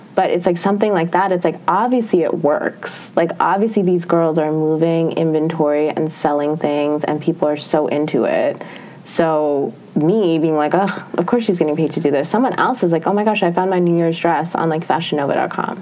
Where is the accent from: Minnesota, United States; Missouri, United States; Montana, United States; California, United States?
Minnesota, United States; moved away; I'm from Minnesota